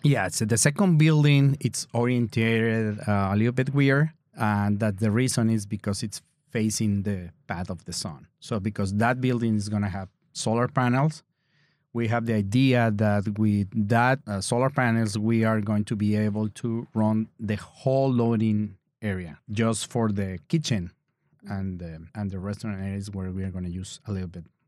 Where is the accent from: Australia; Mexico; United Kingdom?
Mexico; English is a second language; now in Door County, United States; I'm from Mexico